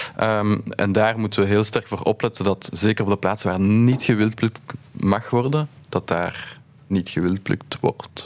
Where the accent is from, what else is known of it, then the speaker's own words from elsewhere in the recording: Brussels, Brussels-Capital Region, Belgium; wij zijn opgegroeid in Laken